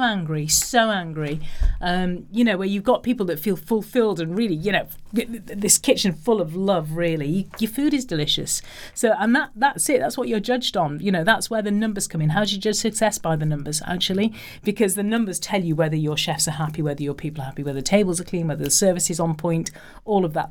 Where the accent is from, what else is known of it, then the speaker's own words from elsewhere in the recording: Liverpool, North West England, United Kingdom; I come from Liverpool